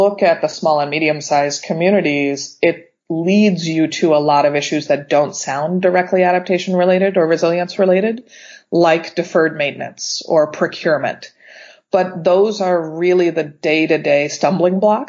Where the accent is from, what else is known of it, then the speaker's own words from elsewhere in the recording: Pittsburgh, Pennsylvania, United States; now in California, United States; I'm from Pittsburgh, it's my hometown